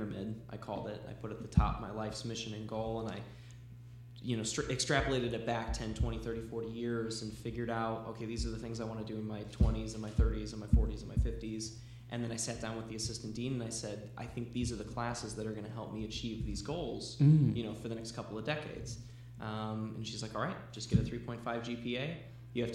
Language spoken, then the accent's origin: English; Valparaiso, Indiana, United States; I am 25 years young, and I'm originally from Valparaiso, Indiana